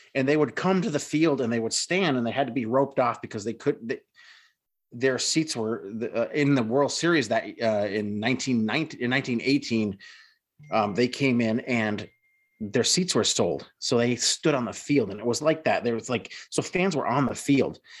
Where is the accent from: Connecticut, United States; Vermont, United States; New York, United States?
Vermont, United States; Rutland; in my hometown, my crosstown rival for, in my high school, uh, was the Rutland Red Raiders